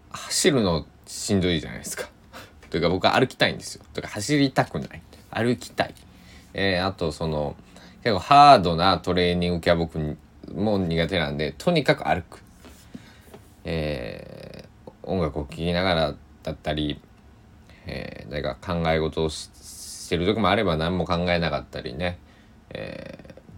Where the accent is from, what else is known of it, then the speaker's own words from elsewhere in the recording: Japan; 当時僕の生まれ育った高知県の佐伯市では